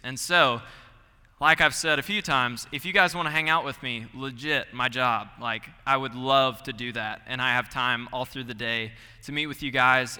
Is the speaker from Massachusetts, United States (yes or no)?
no; Gainesville, Georgia, United States; moved away as an adult; I'm from Gainesville, Georgia, forty-five minutes northeast of Atlanta